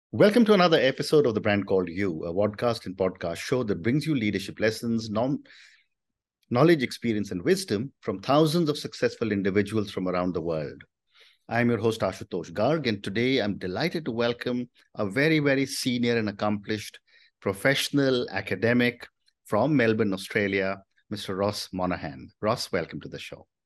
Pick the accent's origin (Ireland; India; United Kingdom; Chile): India; speaking as an Indian